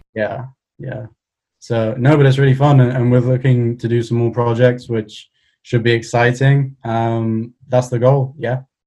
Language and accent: English; Cardiff, Wales, United Kingdom; I'm from Cardiff